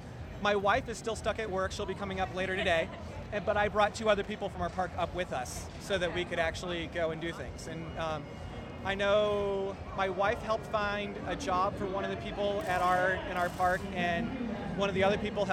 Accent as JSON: {"language": "English", "town": "Las Vegas", "region": "Nevada", "country": "United States", "said": "I'm actually from Las Vegas, and I came up here specifically for FantasyCon."}